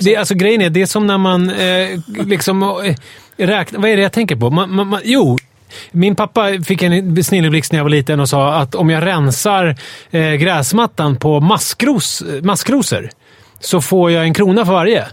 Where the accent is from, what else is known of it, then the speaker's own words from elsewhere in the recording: Sweden; som naiv svensk